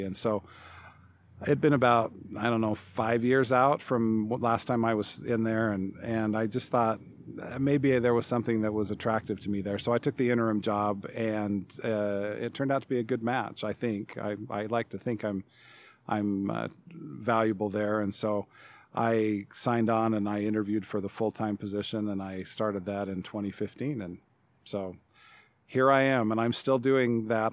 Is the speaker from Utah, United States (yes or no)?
yes; Salt Lake City, Utah, United States; also born or lived in Seattle, Washington / Provo, Utah; now in Chadron, United States; I grew up mostly in metropolitan Salt Lake City in Utah